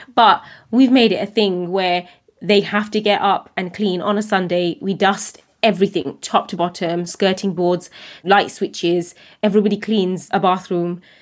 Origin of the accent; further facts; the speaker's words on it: United Kingdom; as a British Bangladeshi woman